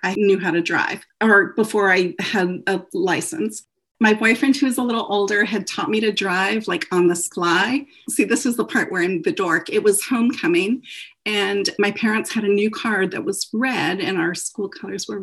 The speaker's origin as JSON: {"language": "English", "town": "San Francisco", "region": "California", "country": "United States", "tie": "born or raised there", "said": "I grew up in San Francisco and its suburbs"}